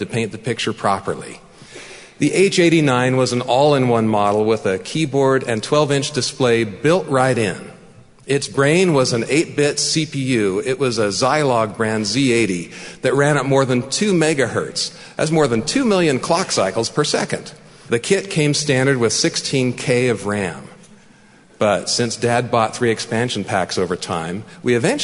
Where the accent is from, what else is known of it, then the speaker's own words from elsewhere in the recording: San Jose, California, United States; also born or lived in Mountain View, California; We settled in a relatively quiet neighborhood on the east side of San Jose